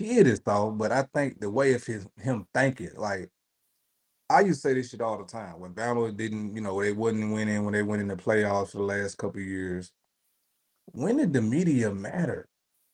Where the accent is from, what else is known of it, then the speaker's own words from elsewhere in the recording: the South, United States; I'm from the South